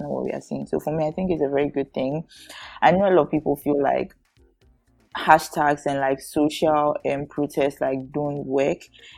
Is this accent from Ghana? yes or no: yes; Ghana